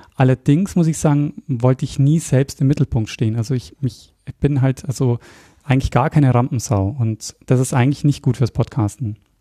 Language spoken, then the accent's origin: German; Regensburg, Bavaria, Germany; moved away as an adult; also born or lived in Austria; komme aber eigentlich aus Bayern. Also ich komme aus Regensburg ursprünglich